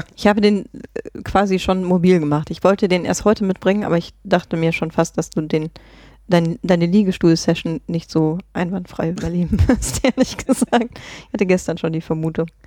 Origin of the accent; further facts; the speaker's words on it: Germany; moved away; ich komme ja ursprünglich aus Grevenbruch